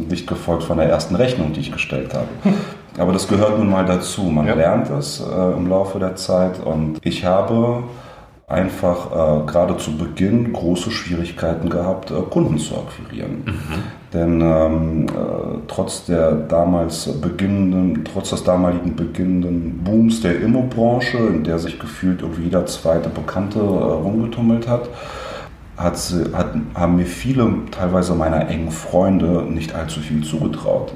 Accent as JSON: {"language": "German", "region": "Berlin", "country": "Germany", "tie": "born or raised there", "also_born_or_lived": "Leningrad, Russia", "said": "bin in Westberlin ähm, aufgewachsen"}